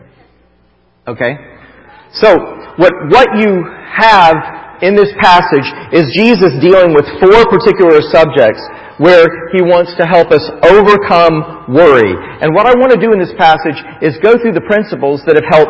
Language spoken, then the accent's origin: English; Florida, United States; I grew up in Florida